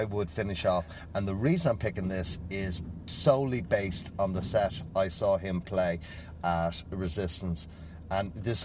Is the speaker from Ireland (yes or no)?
yes; Ireland; I'm Irish